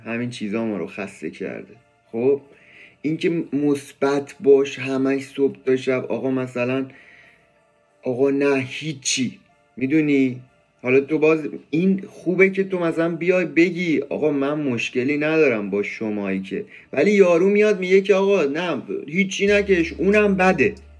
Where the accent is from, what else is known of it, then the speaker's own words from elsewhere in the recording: Iran; ما تو ایرانیم